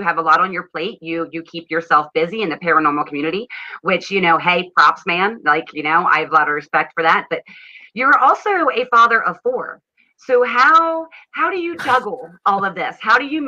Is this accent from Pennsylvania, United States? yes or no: yes; Pennsylvania, United States; accent: Dutchy; now in Indiana, United States; we're both from Pennsylvania originally. And since I've been out here in Indiana, I get it all the time